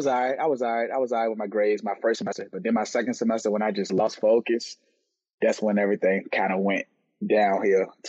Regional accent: Richmond, Virginia, United States; I'm from Richmond, Virginia.

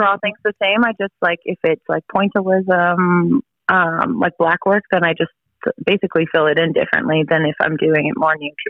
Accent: Fort McMurray, Alberta, Canada; moved away as an adult; also born or lived in Vancouver; now in Edmonton, Canada; No, I'm from Fort Mac. It's like 5 hours north of here. It's like the oil. It's Texas of Canada.

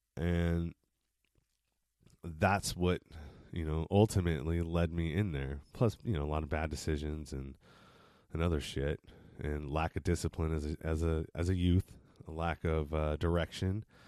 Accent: East Bay, San Francisco Bay Area, California, United States; I was born and raised in San Francis, not San Francisco, but the Bay Area, San Francisco Bay Area, in the east part of the Bay

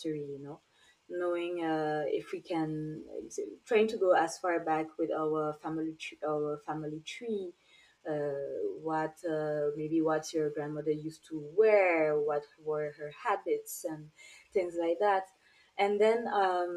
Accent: St. Martin; moved away; also born or lived in France / Guadeloupe (mother's origin); I'm from Saint Maarten

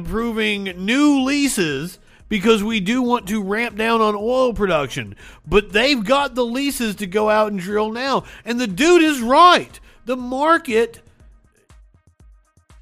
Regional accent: Appalachia, United States; growing up in Appalachia with the coal in the mountains

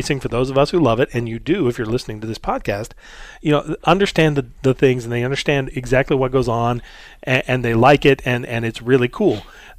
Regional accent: Indiana, United States; I'm from Indiana.

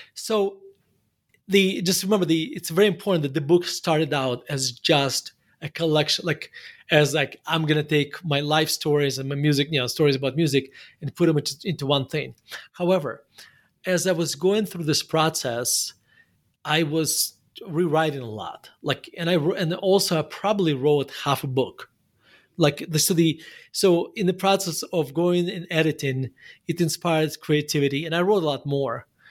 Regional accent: Murmansk, Murmansk Oblast, Russia; English is a second language; moved away as an adult; now in United States; spent my, the first eighteen years of my life in Murmansk.

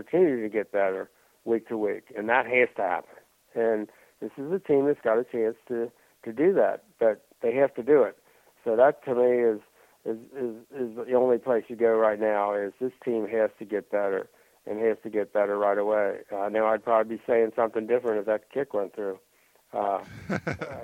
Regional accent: Kentucky, United States; moved away; growing up in Kentucky

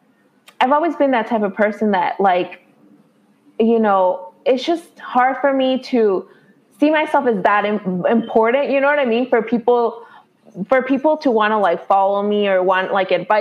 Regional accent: Chicago, Illinois, United States; I live in Illinois, right? So I'm from Chicago

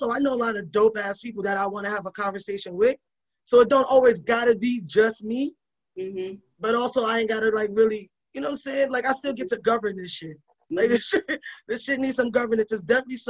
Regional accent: New York City, New York, United States; I grew up in the Bronx in the fucking crack era

